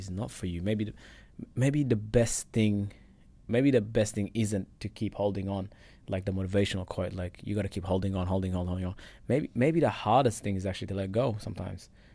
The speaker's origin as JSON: {"language": "English", "town": "Perth", "region": "Western Australia", "country": "Australia", "also_born_or_lived": "Egypt", "second_language": "English", "moved": "as an adult", "lives_now": "Richmond, Australia", "said": "I came from Perth, so I'm just a boy living in Richmond."}